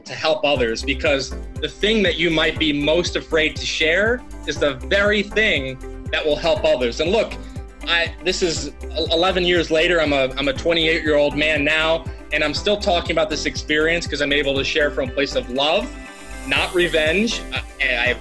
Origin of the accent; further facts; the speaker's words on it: Newtown, Connecticut, United States; moved away as an adult; now in Rotterdam, Netherlands; my hometown, Newtown, Connecticut.